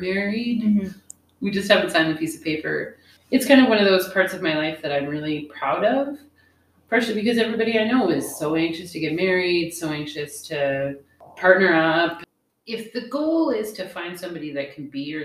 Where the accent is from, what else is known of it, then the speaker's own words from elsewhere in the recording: Canada; now in United States; I tend to use my Canadian identity a lot in conversation here while I'm living in the States